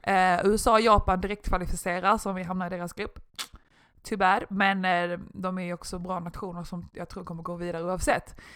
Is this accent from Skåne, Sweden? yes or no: yes; Malmö, Skåne, Sweden; moved away; jag är ju från Malmö